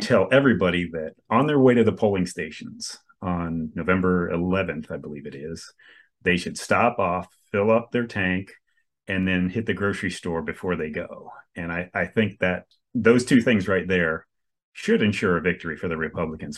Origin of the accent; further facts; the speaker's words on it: Coral Springs, Florida, United States; I grew up in South Florida my entire life. Yeah, over on the East Coast near Fort Lauderdale, uh, Coral Springs, actually.